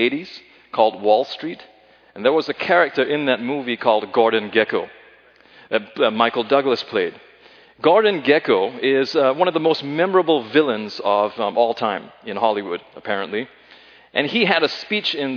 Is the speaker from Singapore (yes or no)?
yes; Singapore; moved away; my time growing up in Singapore